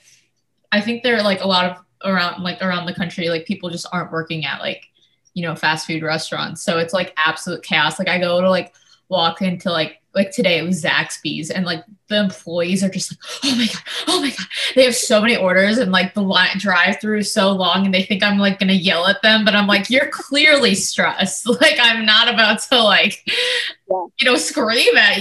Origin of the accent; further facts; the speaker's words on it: Lowell, Indiana, United States; I'm from Northwest Indiana